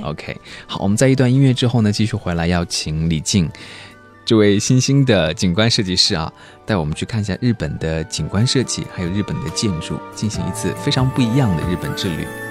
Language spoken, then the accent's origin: Chinese; Chongqing, China; 我是来自于重庆的